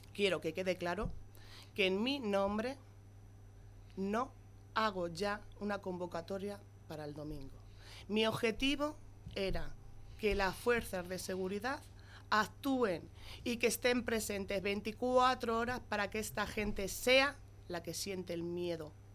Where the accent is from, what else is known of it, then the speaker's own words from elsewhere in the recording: Las Pedroñeras, Castilla-La Mancha, Spain; Yo adoro a mi pueblo, estoy muy orgullosa de ser pedroñera